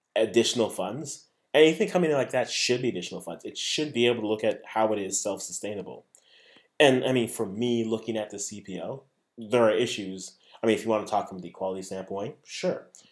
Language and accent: English; Ghana; I'm a Ghanaian